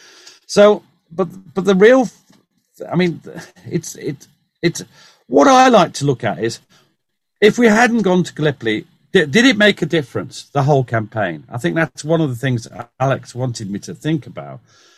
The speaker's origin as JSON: {"language": "English", "region": "North East England", "country": "United Kingdom", "said": "I'm from the Northeast. I don't sound like it, but my family are."}